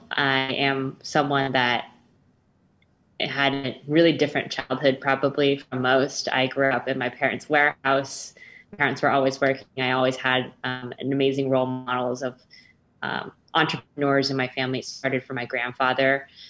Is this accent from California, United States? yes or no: yes; Bay Area, California, United States; born or raised there